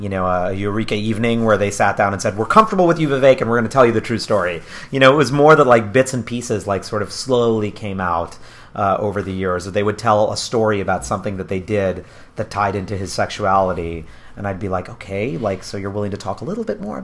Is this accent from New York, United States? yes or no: yes; New York, United States; I'm a New Yorker as well.